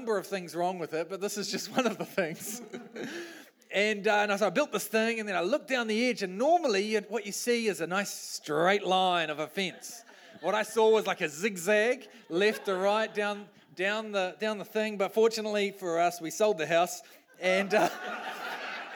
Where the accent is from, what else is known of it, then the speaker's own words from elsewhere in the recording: New Zealand; I'm a Kiwi bloke.